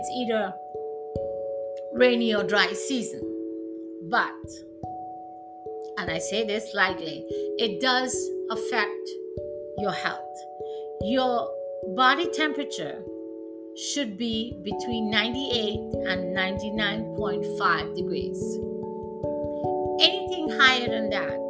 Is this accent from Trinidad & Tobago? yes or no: yes; Trinidad & Tobago; moved away; I'm from Trinidad, and we can be really, really hot down there